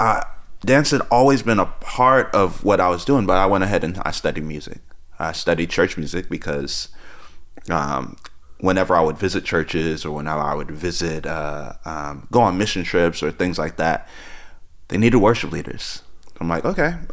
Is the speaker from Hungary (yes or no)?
no; New Jersey, United States; moved away as an adult; also born or lived in Tulsa, Oklahoma; grew up in actually inner city New Jersey